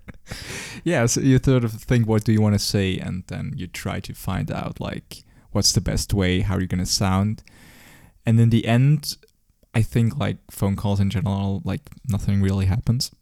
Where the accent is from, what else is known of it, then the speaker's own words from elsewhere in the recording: Zurich, Switzerland; I grew up as well in Zurich. Um, I'm basically, I never moved in my whole entire life.